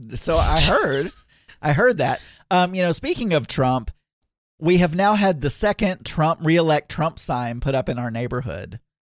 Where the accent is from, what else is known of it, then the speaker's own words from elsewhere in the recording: South Arkansas, United States; I grew up in South Arkansas eating certain types of food